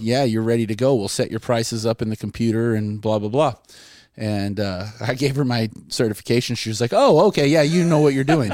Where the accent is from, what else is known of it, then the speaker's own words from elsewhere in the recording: Terrell, Texas, United States; moved away as an adult; now in Rhode Island, United States; I'm from Terrell, Texas, um, which is about an hour east of Dallas